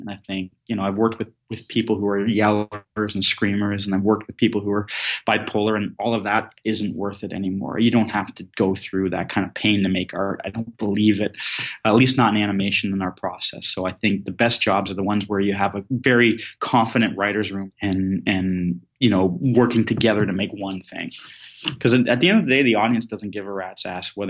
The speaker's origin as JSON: {"language": "English", "region": "Southern Ontario", "country": "Canada", "tie": "born or raised there", "also_born_or_lived": "west of England", "moved": "yes", "said": "the kid growing up in Southern Ontario who didn't like hockey"}